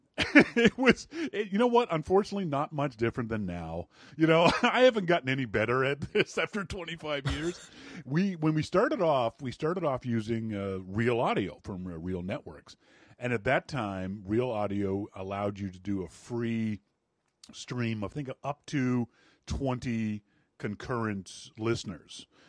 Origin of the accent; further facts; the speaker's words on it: Canada; moved away as an adult; also born or lived in Vancouver, Canada; now in Nashville, United States; I'm really obnoxious for a Canadian